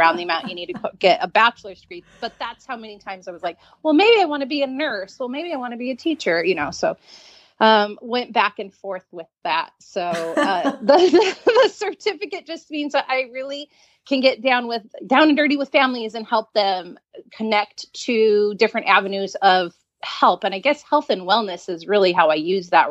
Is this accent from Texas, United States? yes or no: no; San Diego, California, United States; moved away as an adult; now in Pacific Northwest, United States; I grew up in San Diego. I lived there for 40 years until moving to the Pacific Northwest